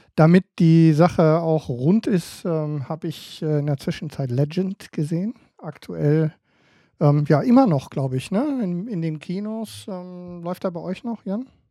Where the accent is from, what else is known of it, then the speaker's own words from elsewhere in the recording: Emden, Lower Saxony, Germany; ich als, ähm, als Emder